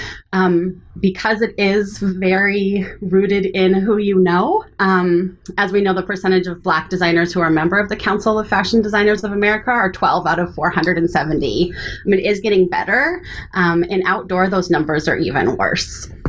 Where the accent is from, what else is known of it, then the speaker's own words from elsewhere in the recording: Lincoln, Nebraska, United States; also born or lived in Eugene, Oregon / Ohio / California / Seattle; So I was born in Eugene, Oregon, and then moved to Lincoln, Nebraska when I was pretty young. Made a couple of stops along the way. I lived in Ohio, California, and Los Angeles.